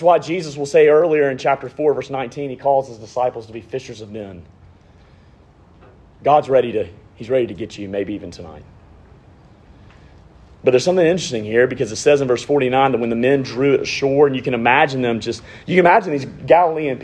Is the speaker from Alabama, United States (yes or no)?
yes; Montgomery, Alabama, United States; I grew up in Montgomery, if you can't tell by this amazing accent. I grew up in Montgomery, Alabama